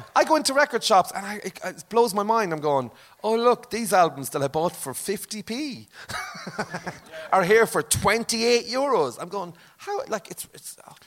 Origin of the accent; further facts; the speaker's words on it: Limerick, Munster, Ireland; I'm from Limerick but this is an exaggerated Limerick accent